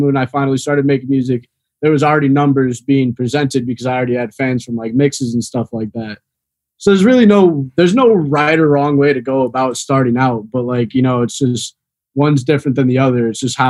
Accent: Chicago, Illinois, United States; Because I came down here from Chicago like 4 years ago. 2018, I moved down here.

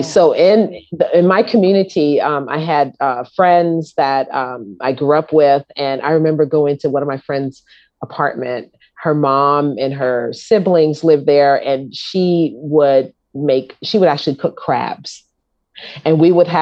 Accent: New York City, New York, United States; I was born in Harlem Hospital

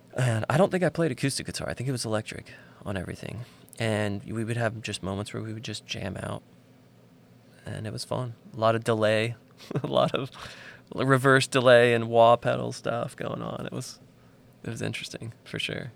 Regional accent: Nashville, Tennessee, United States; I grew up outside of Nashville, about fifteen minutes south.

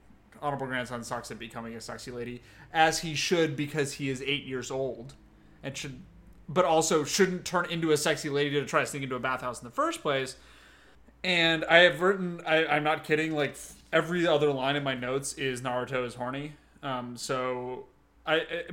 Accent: Los Angeles, California, United States; Tim and I, we grew up in Los Angeles

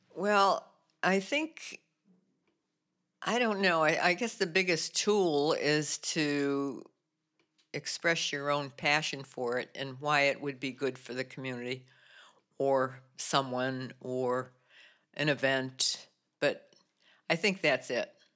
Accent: New Britain, Connecticut, United States; moved away as an adult; now in Lowell, United States; I grew up actually in New Britain, Connecticut

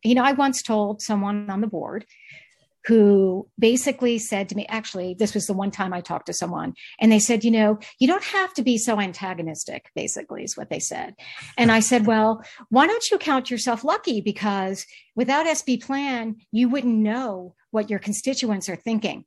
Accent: Charlotte, North Carolina, United States; moved away as an adult; also born or lived in Maryland / San Francisco; now in Santa Barbara, United States; I originally born and raised in the Southeast, uh, Charlotte, North Carolina

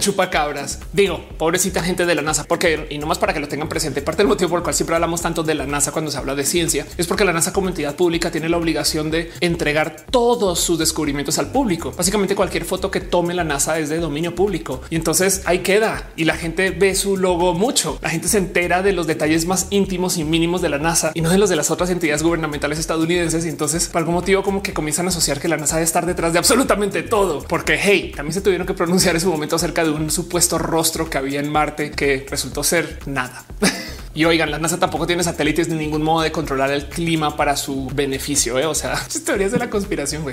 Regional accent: Colombia; now in Mexico; yo nací en Colombia, ahora me radiqué en México, aunque todavía amo Colombia, tanto como amo México

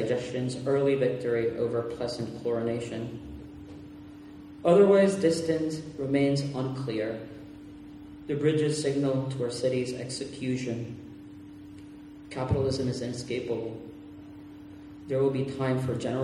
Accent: Puerto Rico; first language Spanish; English is a second language; I was born and raised in Puerto Rico, so once in a while my Spanish will assert itself

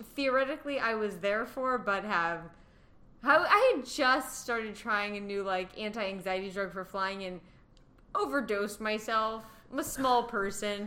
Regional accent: Pittsburgh, Pennsylvania, United States; moved away; I'm from Pittsburgh

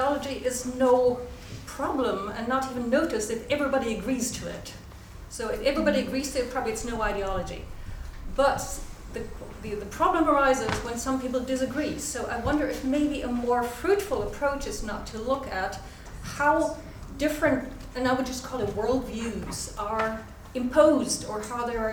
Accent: Germany; I come from Germany

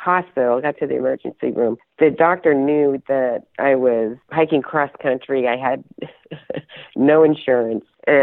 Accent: Maine, United States; I come from Maine

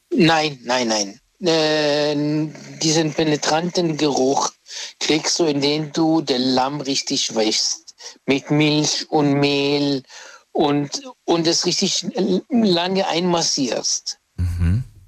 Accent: Egypt; now in Germany; weil ich bin ja Ägypter

